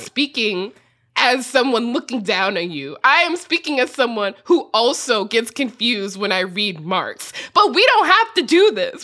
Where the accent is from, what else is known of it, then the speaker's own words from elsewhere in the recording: United States; accent: extremely American; my extremely American accent